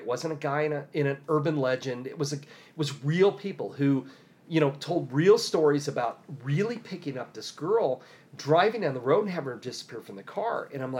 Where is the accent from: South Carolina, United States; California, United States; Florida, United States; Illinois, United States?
Illinois, United States; Decatur; I grew up near Decatur, Illinois.